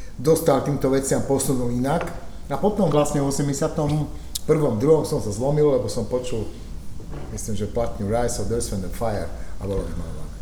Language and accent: Slovak; Košice, Košice Region, Slovakia; u nás v Košiciach